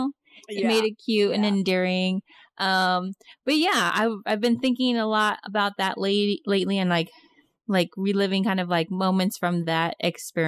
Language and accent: English; Gilroy, California, United States; moved away; I'm from Gilroy, which is a small town